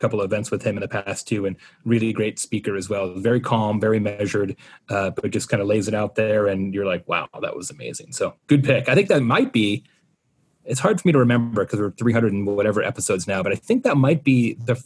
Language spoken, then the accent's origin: English; Arizona, United States; moved away as an adult; now in Bloomington, United States; I'm from Arizona. I lived there my whole life.